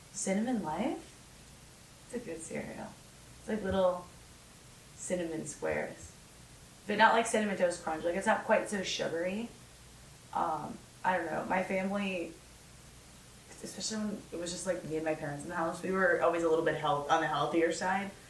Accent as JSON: {"language": "English", "region": "Minnesota", "country": "United States", "tie": "born or raised there", "moved": "yes"}